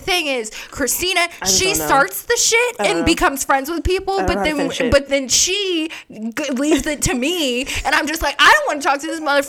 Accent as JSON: {"language": "English", "town": "Las Vegas", "region": "Nevada", "country": "United States", "said": "then he's looking at me and we're from Vegas."}